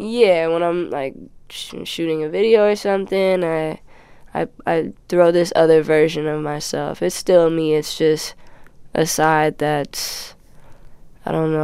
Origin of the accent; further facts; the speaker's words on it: Los Angeles, California, United States; I'm from Midtown.